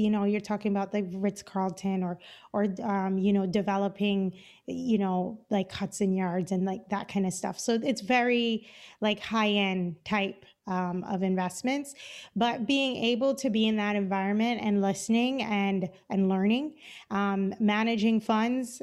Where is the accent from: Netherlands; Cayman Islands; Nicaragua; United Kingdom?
Cayman Islands; moved away as an adult; now in Los Angeles, United States; I'm originally from the Cayman Islands